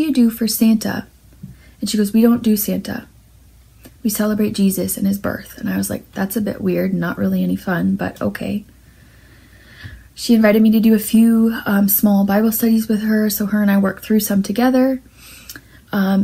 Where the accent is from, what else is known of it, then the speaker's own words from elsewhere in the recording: St. Catharines, Ontario, Canada; I was born and raised in St. Catharines, with my mom, my dad, and my sister